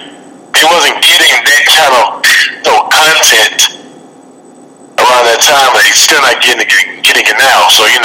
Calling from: Birmingham, Alabama, United States; I'm calling in from Alabama, from Birmingham, Alabama.

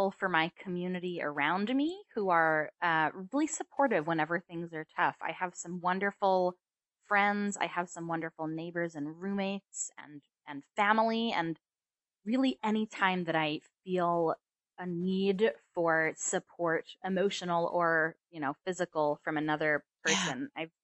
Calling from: Philadelphia, Pennsylvania, United States; I'm in uh, Philadelphia.

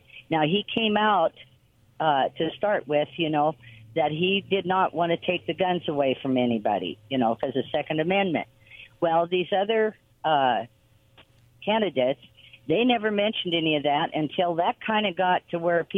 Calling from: Quincy, Massachusetts, United States; from Quincy.

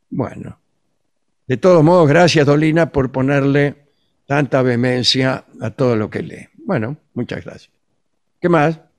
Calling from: Zárate, Buenos Aires Province, Argentina; de Zárate

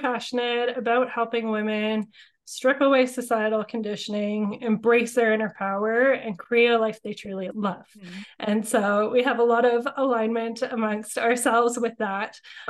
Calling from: Sooke, British Columbia, Canada; I am calling in from Sooke, BC, so just outside of Victoria and Langford. I love my small town living and just things being a little bit slower, a little bit closer to nature, a little bit more free living with our backyard fires and things like that.

